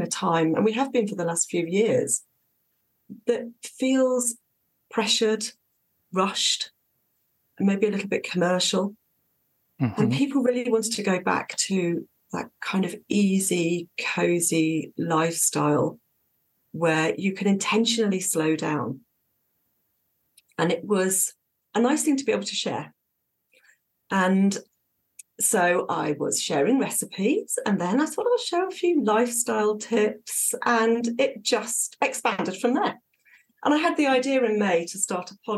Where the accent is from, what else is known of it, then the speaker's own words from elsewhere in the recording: Dorset, South West England, United Kingdom; moved away as an adult; also born or lived in Southern Norway; now in Norway; I'm from Southwest England, from Dorset, which is very, very different to Southern Norway, which is where we live now.